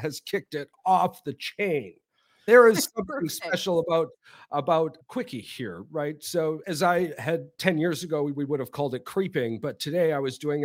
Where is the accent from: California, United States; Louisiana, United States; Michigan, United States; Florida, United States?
Michigan, United States; Upper Peninsula; moved away as an adult; now in Wisconsin, United States; growing up in the Upper Peninsula and Michigan